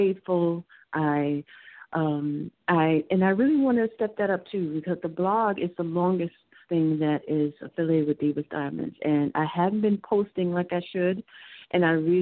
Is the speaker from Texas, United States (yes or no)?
yes; Houston, Texas, United States; moved away as an adult; now in New York City, United States; I was raised in Houston